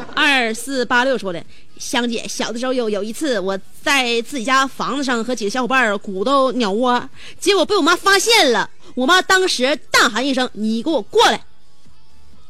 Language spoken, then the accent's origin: Chinese; Northeast China, China; 我们东北人，我认为这种飒爽的性格太招人爱戴了